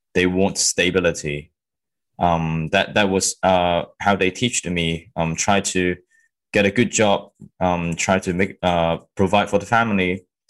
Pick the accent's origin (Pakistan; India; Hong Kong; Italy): Hong Kong; moved away as an adult; also born or lived in mainland China; now in London, United Kingdom; when I was born in China in 1993, we reunion in Hong Kong in 1999 when I was six. So that was um, how I managed to come from mainland China to Hong Kong